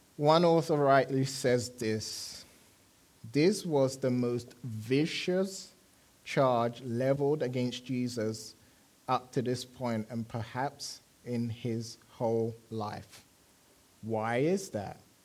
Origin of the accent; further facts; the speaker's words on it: London, United Kingdom; moved away; I enjoyed living in London, grew up in London